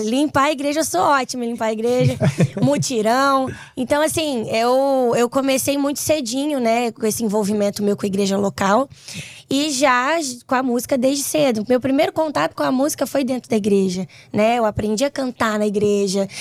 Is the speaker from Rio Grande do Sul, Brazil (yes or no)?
no; Vitória, Espírito Santo, Brazil; lá no Espírito Santo, onde eu moro, sou capixaba